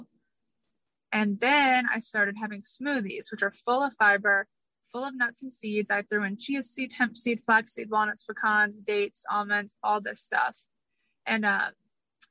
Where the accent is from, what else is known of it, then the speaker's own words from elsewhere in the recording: Atlanta, Georgia, United States; I grew up in Atlanta, Georgia